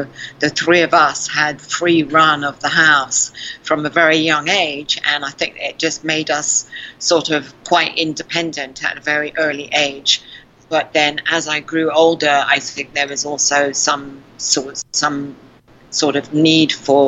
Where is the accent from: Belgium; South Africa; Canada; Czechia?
South Africa; accent: South African; Mostly they say South African.